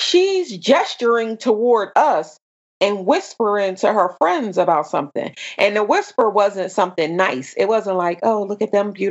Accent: Camden, New Jersey, United States; moved away; And I said, Camden

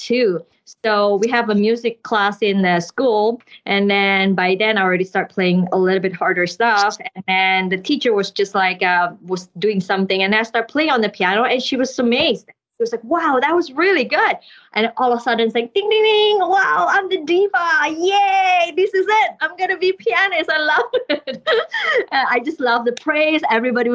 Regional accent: Jakarta, Indonesia; moved away as an adult; also born or lived in Canada; I was born in Jakarta, Indonesia, but our background is Chinese. So we are Chinese family that born in Indonesia. And then for my music degree, I moved to Canada

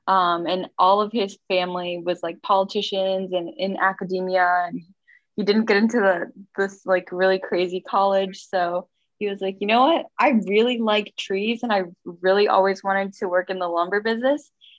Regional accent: St. Charles, Missouri, United States; also born or lived in Japan; I was born in Japan because my mom's parents insisted that I be born there. So I moved here when I was one, and I've lived in St. Charles, Missouri all my life.

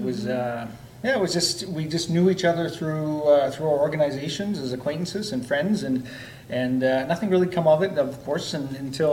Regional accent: Lloydminster, Canada; born and raised here in Lloyd too

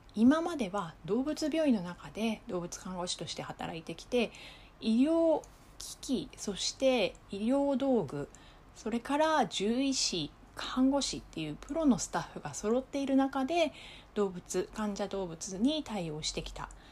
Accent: Japan; now in Okinawa, Japan; 私は内地出身

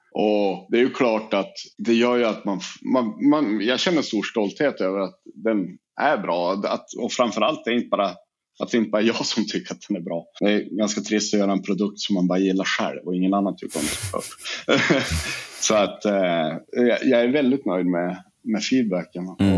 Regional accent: Sweden; vi i Sverige

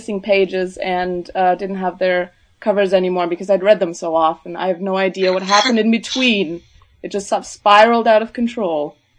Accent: Ontario, Canada; also born or lived in Berlin, Germany; now in Munich, Germany; I'm from three places, getting that out of the way. I'm was born in Berlin. I was raised in Ontario, and now I live in Munich.

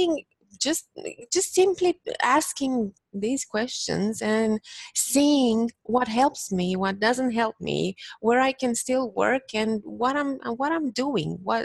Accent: Bucharest, Romania; moved away as an adult; now in Toronto, Canada; I'm originally from Bucharest, Romania. Bucharest being the capital. So, yeah, and I came to Canada this year in March.

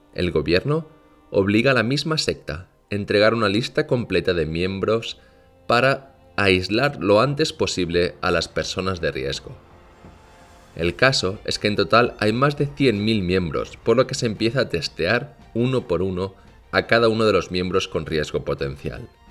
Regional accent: Barcelona, Catalonia, Spain; now in South Korea; yo soy de Barcelona

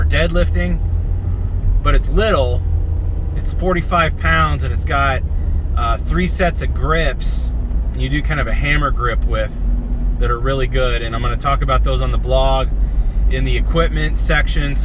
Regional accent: Kansas, United States; moved away; also born or lived in northern Minnesota; I'm from Kansas, and we call it casserole

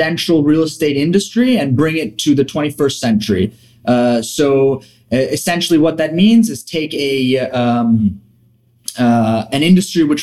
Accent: Milan, Lombardy, Italy; moved away as an adult; also born or lived in Maine; now in New York, United States; I'm from Milan, grew up there, born and raised, went to an English school in Milan

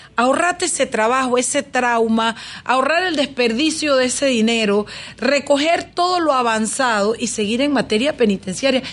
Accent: David, Chiriquí, Panama; allá en mi patio, en mi tierrita, en David Chiriquí

